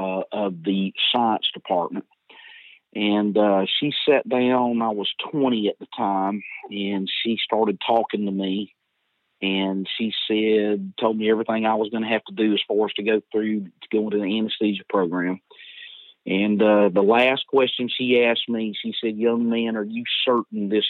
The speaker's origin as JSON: {"language": "English", "town": "Dothan", "region": "Alabama", "country": "United States", "tie": "born or raised there", "said": "I grew up in Dothan, Alabama"}